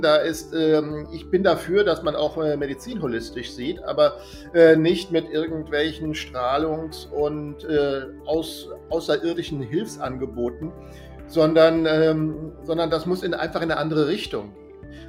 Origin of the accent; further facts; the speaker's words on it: Germany; als Deutscher